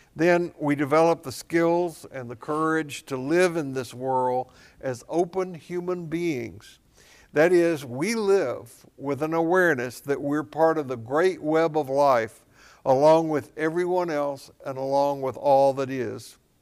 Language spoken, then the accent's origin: English; Tennessee, United States; I grew up in Tennessee, south of Kentucky, where, uh, Mammoth Cave is